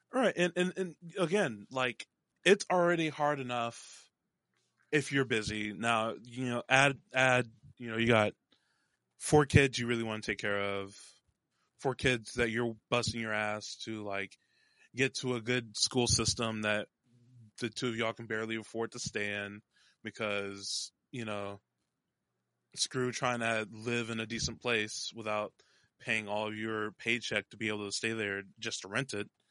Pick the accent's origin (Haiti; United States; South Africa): United States; North Texas; born or raised there